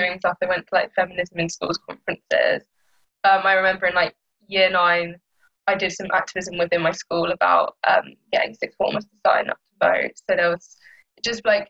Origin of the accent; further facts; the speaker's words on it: London, United Kingdom; I'm 16 years old and I'm from South East London.